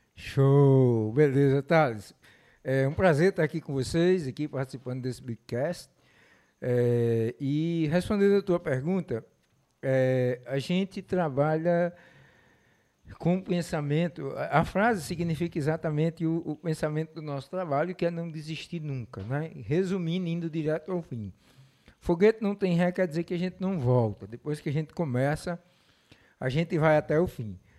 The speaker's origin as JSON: {"language": "Portuguese", "town": "Mossoró", "region": "Rio Grande do Norte", "country": "Brazil", "tie": "born or raised there", "said": "eu nasci aqui, sou, sou de Mossoró, me criei é, durante muito tempo morei aqui"}